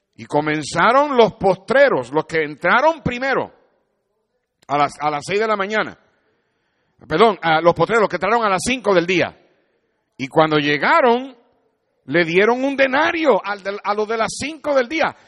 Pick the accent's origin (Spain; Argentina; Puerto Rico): Puerto Rico; Yo soy un jíbaro de Puerto Rico